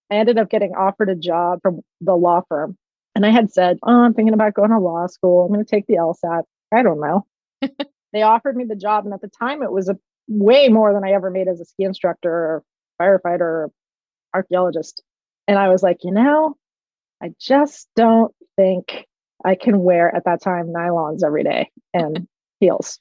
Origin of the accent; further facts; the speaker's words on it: Palo Alto, California, United States; I grew up in Palo Alto in the 70s